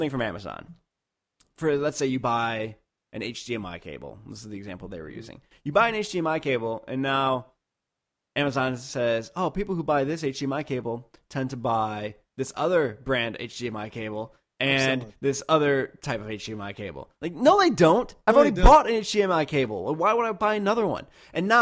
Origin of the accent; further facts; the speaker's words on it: Detroit, Michigan, United States; I'm from Detroit